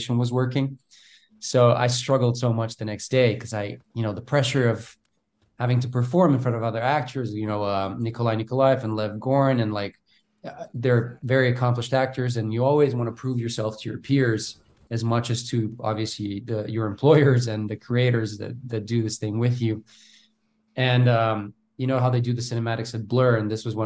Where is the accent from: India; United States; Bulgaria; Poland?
Bulgaria; English is a second language; moved away as an adult; I'm from Bulgaria